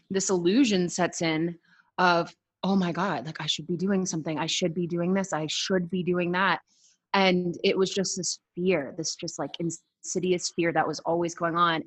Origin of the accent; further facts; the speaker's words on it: Boston, Massachusetts, United States; now in Colorado, United States; I am out of Colorado. I actually road tripped the country for a few months. I am originally from Boston, Massachusetts